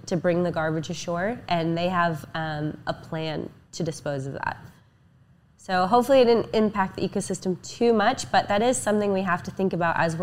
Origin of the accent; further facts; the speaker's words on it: Oregon, United States; also born or lived in Fort Lauderdale; I'm from Oregon